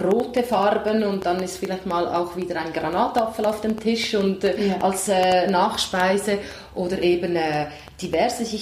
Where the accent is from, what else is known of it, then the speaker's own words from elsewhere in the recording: Italy; moved away; ich komme aus Italien